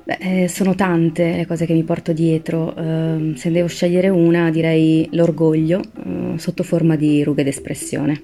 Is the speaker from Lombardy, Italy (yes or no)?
yes; Milan, Lombardy, Italy; Io vengo da Milano, anche se la mia famiglia ha origini siciliane